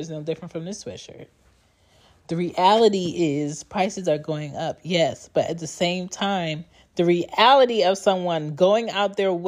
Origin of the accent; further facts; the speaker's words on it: Jamaica; now in United States; I'm Jamaican